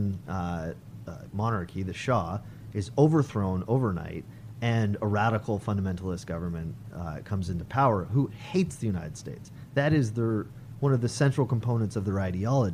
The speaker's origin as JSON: {"language": "English", "country": "Canada", "said": "I'm Canadian"}